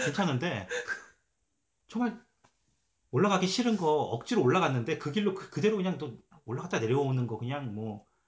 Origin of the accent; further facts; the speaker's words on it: South Korea; now in London, Canada; 저는 한국 사람이라서